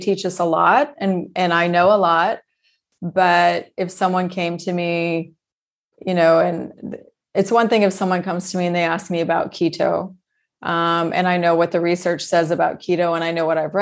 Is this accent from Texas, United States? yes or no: yes; Texas, United States; When I was younger, we moved to Texas when I was quite young